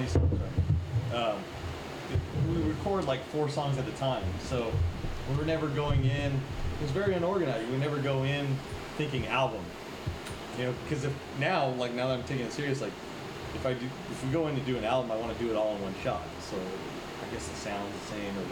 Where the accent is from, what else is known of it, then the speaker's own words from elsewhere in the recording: Porterville, California, United States; We're all from Porterville. That's where we grew up.